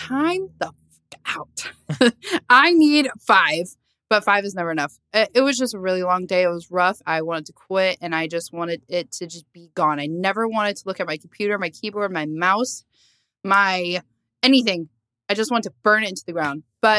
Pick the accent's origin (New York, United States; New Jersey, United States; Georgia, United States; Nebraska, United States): New Jersey, United States; Lakewood; born or raised there